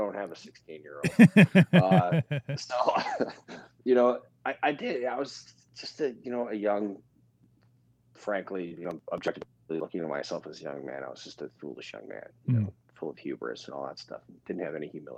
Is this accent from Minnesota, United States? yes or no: yes; Minneapolis, Minnesota, United States; I was born in Minnesota, mm-hmm. and in Minneapolis, and then my folks were divorced really before I knew they were married